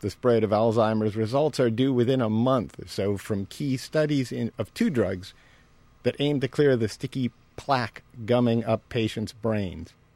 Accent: United States; I'm American

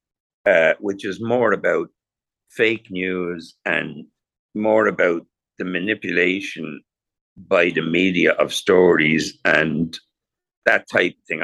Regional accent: Ireland; now in Los Angeles, United States; growing up in Ireland

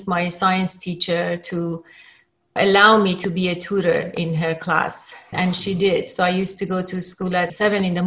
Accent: Tehran, Tehran Province, Iran; now in United States; I was born in Tehran, and Tehran, Iran, and I spent most of my childhood in Tehran

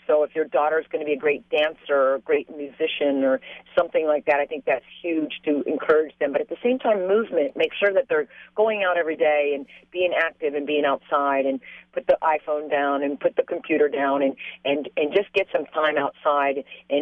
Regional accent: San Clemente, California, United States; I grew up in San Clemente, and I'm a product of a military father

